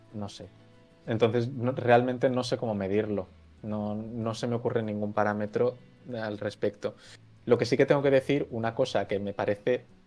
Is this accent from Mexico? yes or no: no; Valencia, Valencian Community, Spain; moved away as an adult; now in Zaragoza, Spain; ahora mismo estoy viviendo en Zaragoza, pero soy de Valencia.